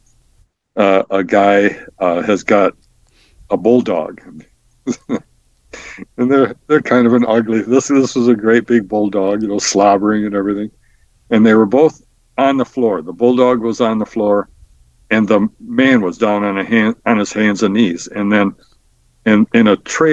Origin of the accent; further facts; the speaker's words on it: Midland, Michigan, United States; also born or lived in East Lansing; moved to my hometown, which is in Midland, and started practice there.